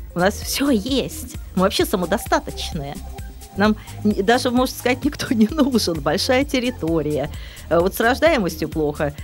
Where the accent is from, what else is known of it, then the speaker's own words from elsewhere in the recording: Kronstadt, Saint Petersburg, Russia; Я из Кронштадта